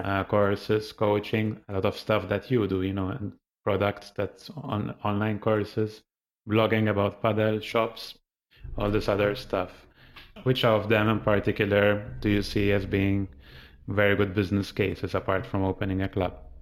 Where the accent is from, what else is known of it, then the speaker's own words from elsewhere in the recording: Malta; I'm from Malta